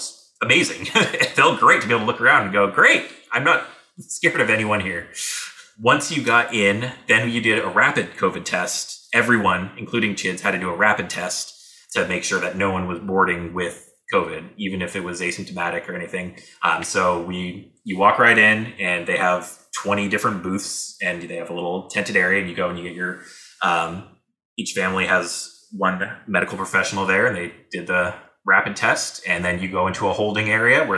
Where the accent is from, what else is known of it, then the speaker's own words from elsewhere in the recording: San Diego, California, United States; San Diego, my hometown